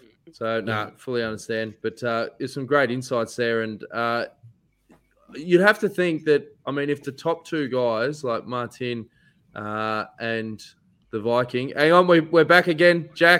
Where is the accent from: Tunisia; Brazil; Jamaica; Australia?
Australia; Being an Aussie and being a former Green Edge boy, we want to see you do well, mate.